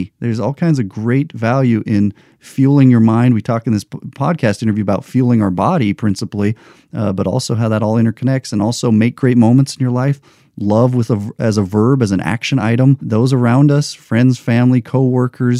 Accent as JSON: {"language": "English", "country": "United States", "said": "I'm an American"}